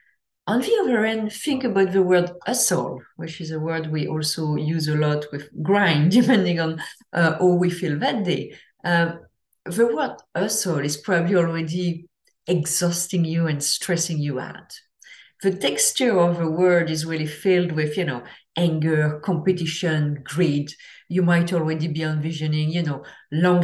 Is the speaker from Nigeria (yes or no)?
no; France; I'm from France